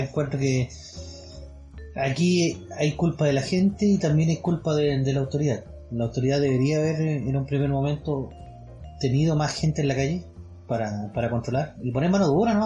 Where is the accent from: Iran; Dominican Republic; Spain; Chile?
Chile; como buen chileno